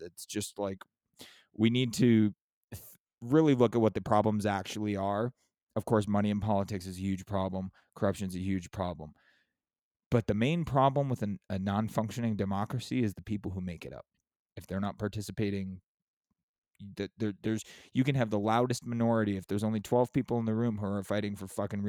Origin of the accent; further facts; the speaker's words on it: San Diego, California, United States; I'm from San Diego